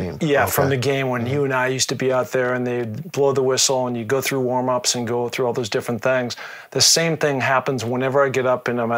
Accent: Seattle, Washington, United States; being from the Northwest, growing up in Seattle, it's pretty mountainous

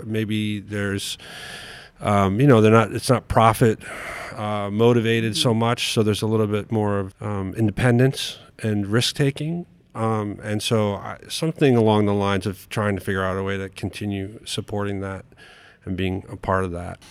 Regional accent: New York City, New York, United States; moved away as an adult; also born or lived in Albuquerque, New Mexico; I grew up in New York City

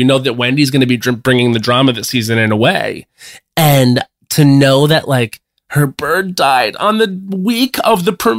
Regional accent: Long Island, New York, United States; moved away; I am in my hometown of Long Island, New York

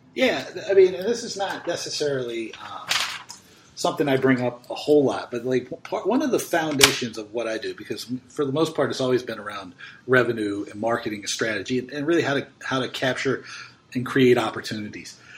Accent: United States; being an American

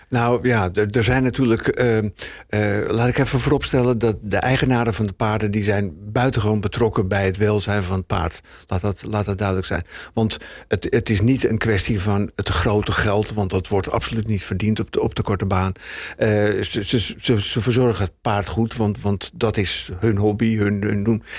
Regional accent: Heemskerk, North Holland, Netherlands; bij ons in Heemskerk

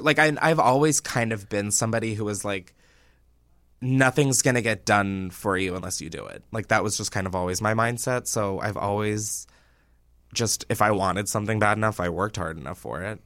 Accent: Newark, Delaware, United States; I'm from Delaware

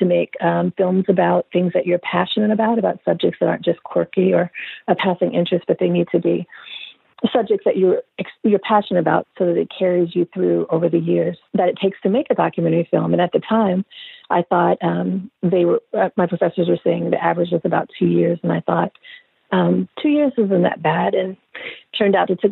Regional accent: Hattiesburg, Mississippi, United States; moved away as an adult; also born or lived in Chicago, Illinois; I grew up in Hattiesburg, Mississippi, so I'm a southerner. I lived there until I was 18. I was born in Chicago, grew up in Mississippi

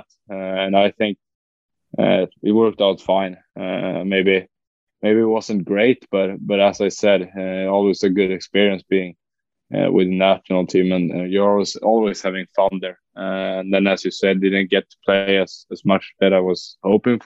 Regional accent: Västerås, Västmanland, Sweden; we're staying home here in Västerås in my hometown.

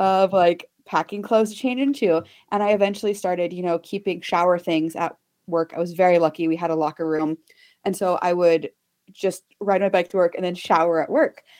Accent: Texas, United States; I grew up in Texas

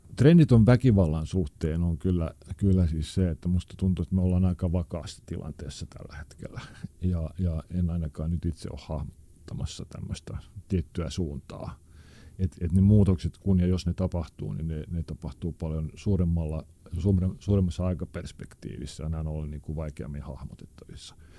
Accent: Helsinki, Uusimaa, Finland; also born or lived in Maunula, Helsinki; se, missä minä olen syntynyt ja kasvanut, oli aikanaan tämmöinen niin sanottu huonompi kaupunkiosa, eli Punavuori.

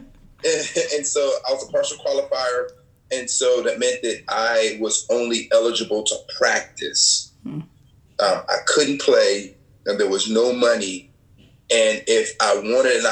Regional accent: New Jersey, United States; born or raised there

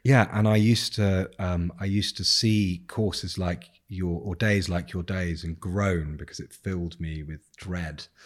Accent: England, United Kingdom; I'm English

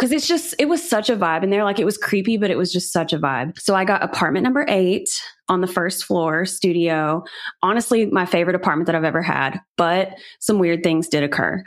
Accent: Chattanooga, Tennessee, United States; I'm from Chattanooga, which is kind of known for being a haunted city in some ways

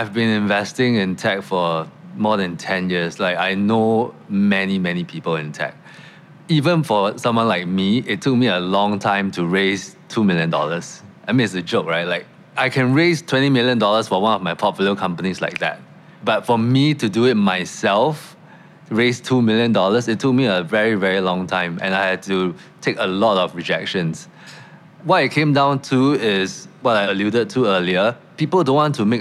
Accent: Singapore; I grew up in Singapore

